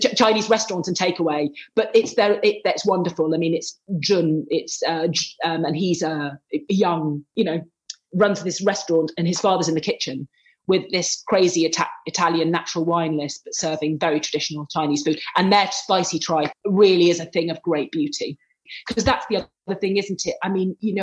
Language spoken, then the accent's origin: English; England, United Kingdom; moved away as an adult; also born or lived in Lancashire; now in Rome, Italy; I'm including myself as an English food writer